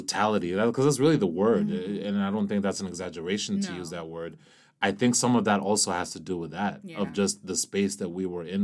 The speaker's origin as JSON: {"language": "English", "country": "Kenya", "tie": "born or raised there", "moved": "yes", "said": "I was born in Kenya"}